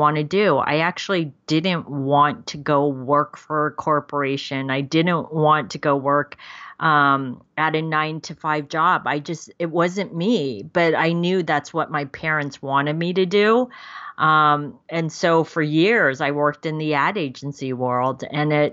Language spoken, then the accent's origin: English; San Francisco, California, United States; moved away as an adult; I grew up in San Francisco. And so I was living in San Francisco at the time.